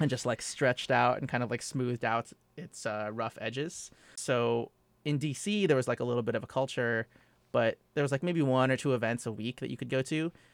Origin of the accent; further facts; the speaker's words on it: Los Angeles, California, United States; moved away as an adult; also born or lived in Phoenix, Arizona / Washington, D.C.; now in New York, United States; I was born in Phoenix, Arizona, and I grew up and was raised in the suburbs of L A, in Southern California